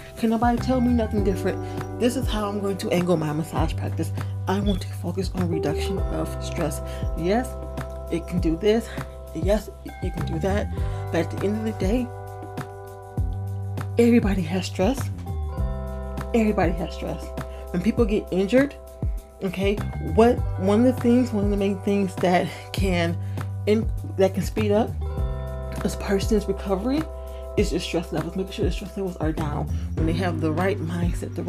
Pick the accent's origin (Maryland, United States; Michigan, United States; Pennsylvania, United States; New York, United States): Michigan, United States; Detroit; moved away as an adult; also born or lived in Los Angeles, California; I am from Detroit